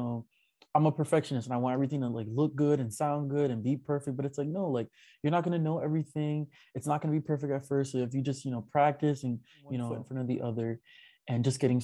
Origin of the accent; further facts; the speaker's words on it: New York, United States; me being a New Yorker